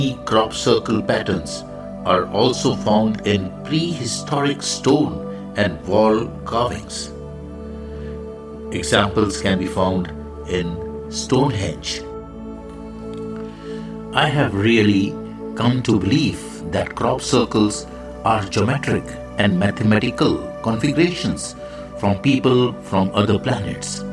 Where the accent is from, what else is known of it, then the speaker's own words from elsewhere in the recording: India; I am the Indian monk